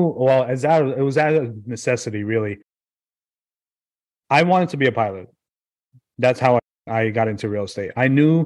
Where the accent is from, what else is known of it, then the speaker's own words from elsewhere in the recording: New York City, New York, United States; now in New Jersey, United States; I grew up in Brooklyn, New York